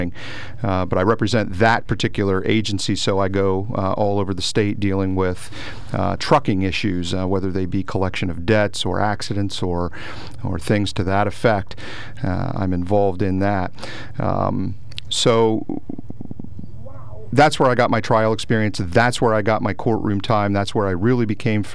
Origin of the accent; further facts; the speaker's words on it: Lewisburg, Pennsylvania, United States; I was born and raised in Lewisburg